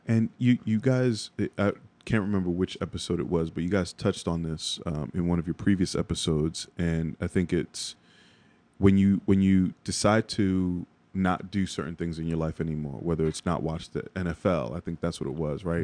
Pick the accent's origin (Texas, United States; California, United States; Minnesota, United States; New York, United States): New York, United States; New York City; also born or lived in Jersey City, New Jersey; in Bronx native